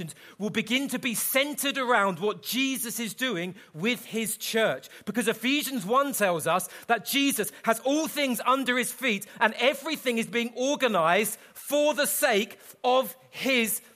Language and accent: English; London, United Kingdom; I'm from London